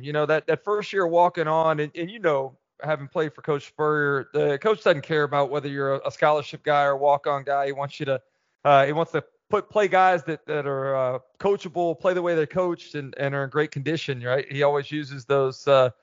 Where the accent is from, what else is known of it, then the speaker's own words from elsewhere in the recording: Gainesville, Florida, United States; growing up in Gainesville, you're right, man. Everything around here is so Gator-centric